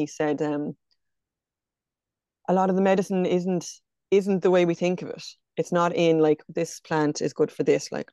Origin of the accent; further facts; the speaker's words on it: County Kilkenny, Ireland; also born or lived in County Galway; now in Loughrea, Ireland; I'm from County Kilkenny, but I'm based in County Galway out near Loughrea.